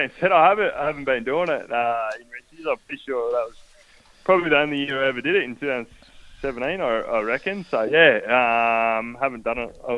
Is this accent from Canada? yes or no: no; Phillip Island, Victoria, Australia; also born or lived in Inverloch, Victoria; I moved to Phillip Island from Inverloch when I was about 11, I reckon.